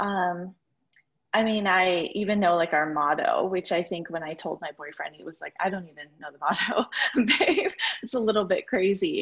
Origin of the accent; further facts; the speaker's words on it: New York, United States; I'm a New Yorker that isn't currently in New York right now